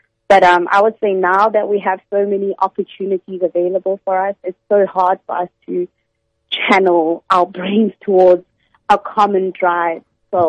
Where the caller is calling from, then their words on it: Port Elizabeth, Eastern Cape, South Africa; Going from Port Elizabeth.